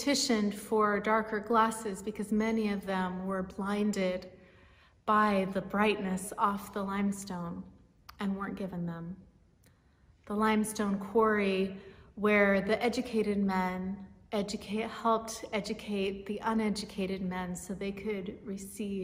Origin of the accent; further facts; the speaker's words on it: Martinez, California, United States; Places like Martinez, where I grew up in the East Bay